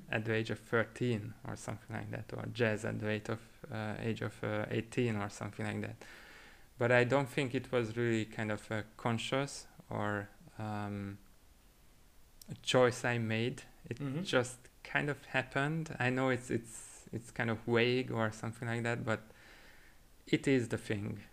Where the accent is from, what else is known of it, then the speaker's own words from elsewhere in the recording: Budapest, Hungary; moved away as an adult; now in Barcelona, Spain; I'm originally from Hungary, mm-hmm. from Budapest. Uh, I came here to Spain eight years ago